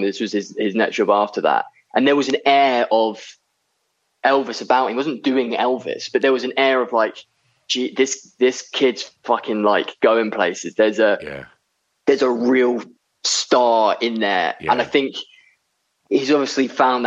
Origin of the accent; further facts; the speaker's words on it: Seaford, South East England, United Kingdom; I grew up in a little town on the south coast called Seaford